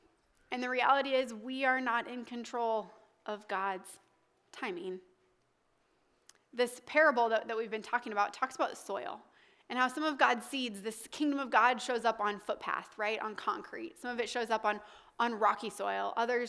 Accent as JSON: {"language": "English", "region": "the South", "country": "United States", "lives_now": "Des Moines, United States", "said": "And timing took me to Des Moines, Iowa when I was from the South to marry an Italian."}